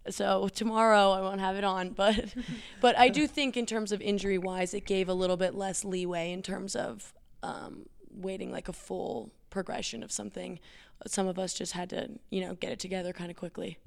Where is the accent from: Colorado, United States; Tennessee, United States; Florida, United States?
Colorado, United States; Evergreen; also born or lived in Boulder, Colorado; I'm from Evergreen